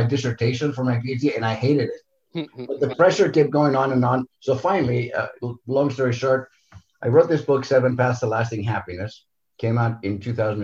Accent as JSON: {"language": "English", "country": "Greece", "tie": "born or raised there", "also_born_or_lived": "Santa Monica, California, United States", "moved": "yes", "said": "I'm Greek 100%, so born and raised in Greece. Moved to Southern California to a very beautiful coastal little community called Santa Monica. So that's where I grew up."}